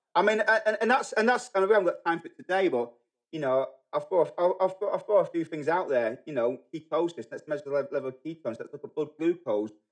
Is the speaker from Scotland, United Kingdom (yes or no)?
no; Manchester, North West England, United Kingdom; moved away as an adult; also born or lived in New Zealand; now in United States; I grew up in England. I grew up in Manchester.